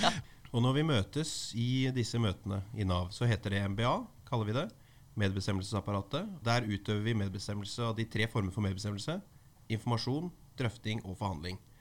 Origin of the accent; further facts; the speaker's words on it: Skien, Telemark, Norway; i min hjemby Skien